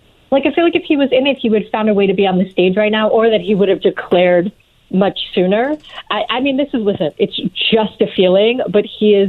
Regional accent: New York, United States; I'm from New York, and I was in New York when Bloomberg was mayor.

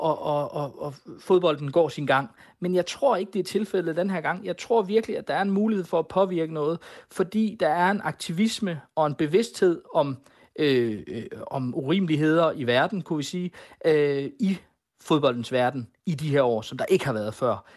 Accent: Denmark; Men nu er vi danskere

